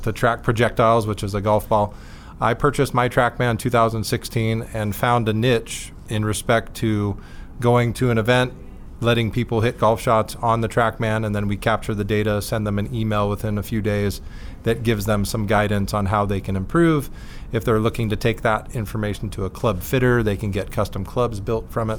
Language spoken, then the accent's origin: English; Bonita, California, United States; also born or lived in Richmond, Virginia; Grew up in San Diego, yeah. down in Bonita, California